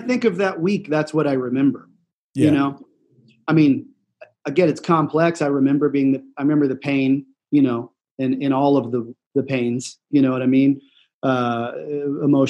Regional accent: Kansas City, United States; had friends that I grew up with in Kansas City

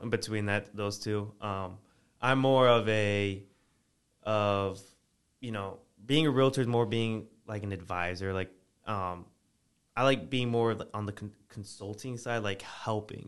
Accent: Virginia, United States; moved away; originally, I'm I'm from Virginia

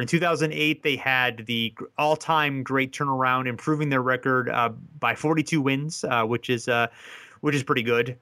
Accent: Columbus, Ohio, United States; growing up in Columbus

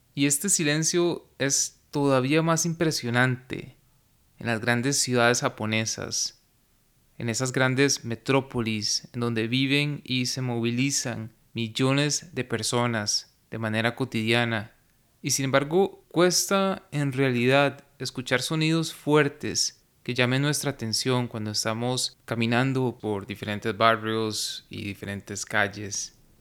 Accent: Costa Rica; en mi país, en Costa Rica

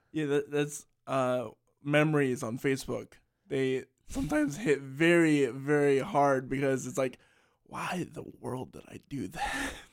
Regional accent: Salisbury, Maryland, United States; being from Salisbury, Maryland

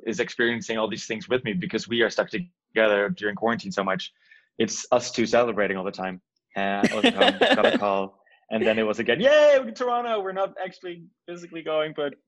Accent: Nijmegen, Gelderland, Netherlands; The town is called Nijmegen. It's kind of like a mediocre small city in the east side of the country

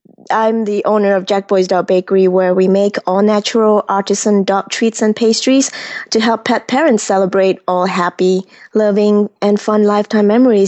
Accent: Kuala Lumpur, Malaysia; moved away as an adult; now in United States; I grew up in Malaysia at the heart of big city Kuala Lumpur, where the big twin tower is. And I came to United States at 18 to study aerospace engineering.

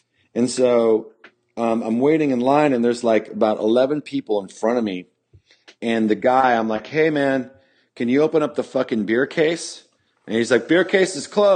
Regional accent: Campbell, California, United States; I'm from Campbell

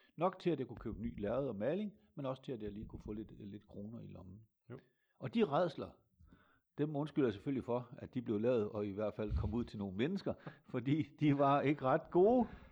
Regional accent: Hammershøj, Central Denmark Region, Denmark; also born or lived in between Hulbæk and Kvorning Mølle; jeg er født i 1953 i en øh, landsby, der hedder Hammershøj

